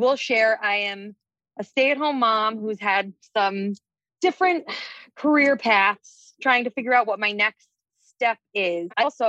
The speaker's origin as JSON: {"language": "English", "town": "Stamford", "region": "Connecticut", "country": "United States", "said": "I am from Stamford, Connecticut."}